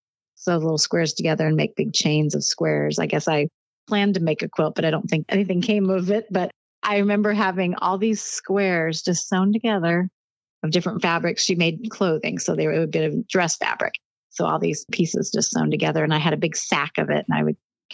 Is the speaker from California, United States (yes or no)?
yes; Anaheim, California, United States; born or raised there; moved away as an adult; also born or lived in Fullerton, California / high desert, California; now in Ohio, United States